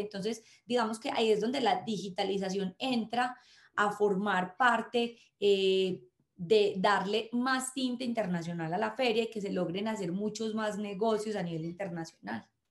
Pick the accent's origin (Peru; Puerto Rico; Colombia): Colombia